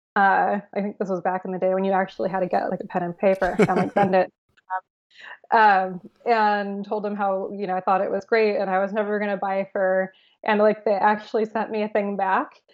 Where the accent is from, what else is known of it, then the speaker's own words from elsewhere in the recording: San Francisco, California, United States; I grew up born and raised in San Francisco